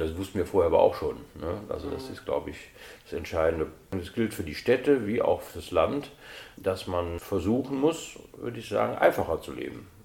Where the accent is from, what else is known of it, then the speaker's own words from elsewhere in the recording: Cologne, North Rhine-Westphalia, Germany; Widersdorf heißt das, das ist heute das größte Neubaugebiet Europas, wo halt Siedlungen für Familien gebaut wurden. Und in diesem Rand davon hab ich, bin ich halt aufgewachsen